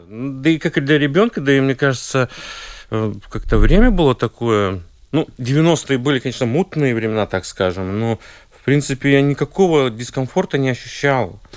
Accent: Liepāja, Latvia; also born or lived in Saint Petersburg, Russia; хоть я родился в Питере, но, но достаточно быстро, ну, два или три года мне было, мы переехали в Латвию

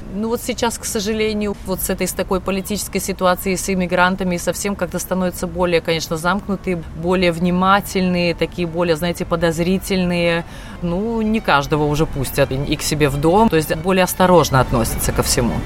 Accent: Aizkraukle, Latvia; moved away as an adult; now in Thiene, Italy; мимо моего родного города, мимо Айскрокла, где я родилась, где я провела все свое детство

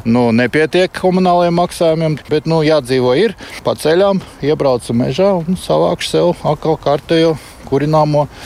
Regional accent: Latvia; Uh, svinēt un sajust, ka esam latvieši, varbūt vairāk piedomāt par savu zemi, par savu, kā, savām saknēm.

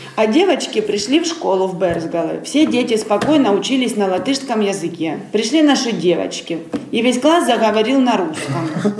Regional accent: Ukraine; moved away as an adult; now in Latvia; мы с Украины

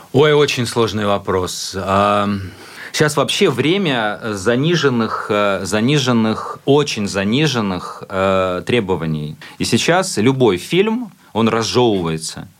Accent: Latvia; латыш, который находится в Японии

